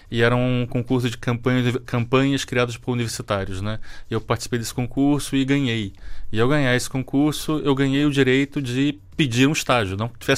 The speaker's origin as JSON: {"language": "Portuguese", "country": "Brazil", "moved": "yes", "lives_now": "Portugal", "said": "Eu já sou português já há bastante tempo. Aliás, já vivo há mais tempo em Portugal do que vivi no Brasil"}